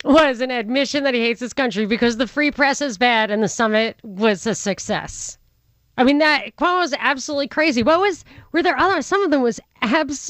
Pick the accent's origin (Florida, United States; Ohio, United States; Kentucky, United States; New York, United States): New York, United States; I grew up in New York